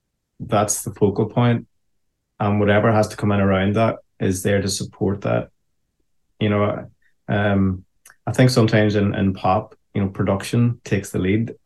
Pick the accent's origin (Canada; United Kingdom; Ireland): Ireland; And as an Irishman, when I hear that, you know, there is this sense of, this feels familiar, you know.